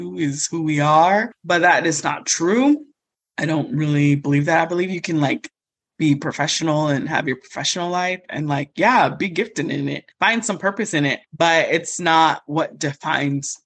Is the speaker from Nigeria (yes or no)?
yes; Nigeria; I'm Nigerian